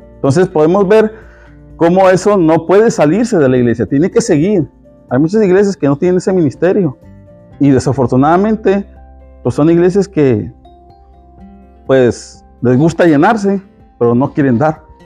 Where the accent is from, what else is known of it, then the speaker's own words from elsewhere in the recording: Mexico; yo como mexicano